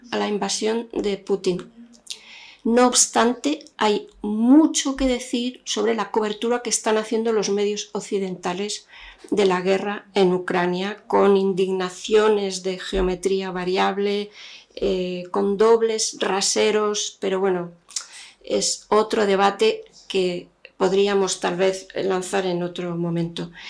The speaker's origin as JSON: {"language": "Spanish", "country": "Algeria", "tie": "born or raised there", "said": "Yo crecí en Argelia. En los años 70 había una prensa eh, única, uniforme, que contaba lo que el régimen quería."}